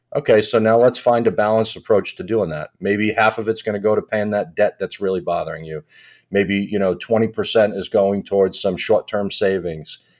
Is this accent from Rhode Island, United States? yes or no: yes; Providence, Rhode Island, United States; also born or lived in Boston; I grew up in Providence, right outside of Providence, Rhode Island